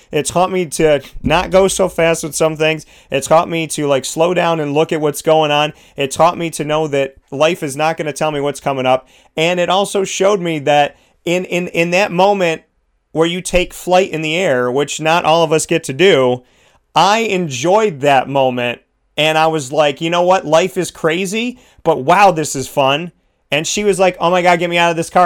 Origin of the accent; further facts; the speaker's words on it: New York, United States; I'm a New Yorker